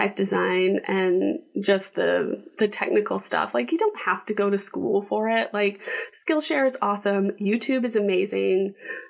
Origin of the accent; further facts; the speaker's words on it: Texas, United States; moved away; also born or lived in Washington, D.C.; I'm originally from Texas